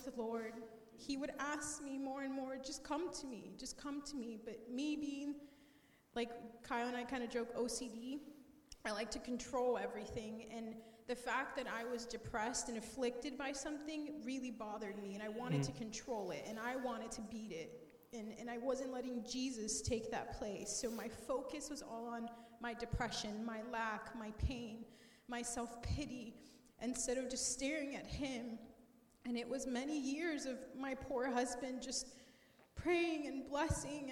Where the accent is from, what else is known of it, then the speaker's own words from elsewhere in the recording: Colombia; I grew up in Columbia